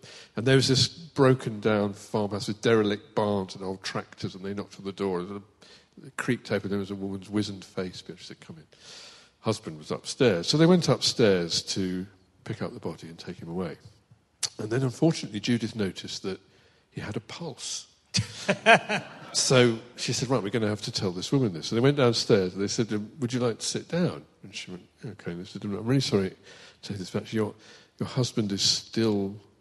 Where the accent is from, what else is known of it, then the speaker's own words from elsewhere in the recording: Kettering, East Midlands, United Kingdom; also born or lived in Northampton; I love Kettering. It's where I'm from